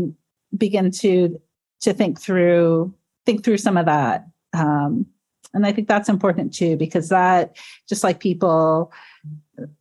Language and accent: English; Georgian Bay, Great Lakes region, Ontario, Canada; now in Toronto, Canada; being from the Great Lakes region, from Georgian Bay